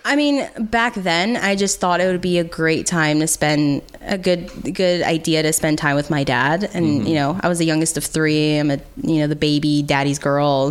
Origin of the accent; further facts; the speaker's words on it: United States; as an American